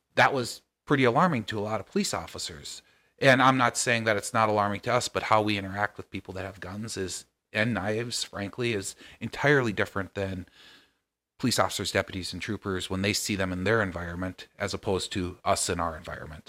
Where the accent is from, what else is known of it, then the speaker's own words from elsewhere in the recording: Nevis, Minnesota, United States; I grew up six miles out of town